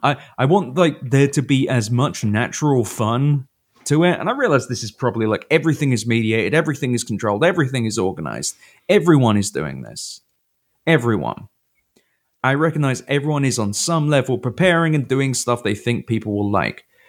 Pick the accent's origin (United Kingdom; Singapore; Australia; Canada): United Kingdom; moved away; now I'm a British guy who knows football